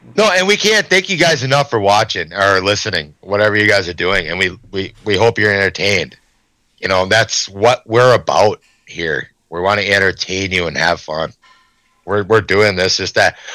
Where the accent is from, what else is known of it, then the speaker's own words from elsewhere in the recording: Hadley, United States; my hometown, little town of Hadley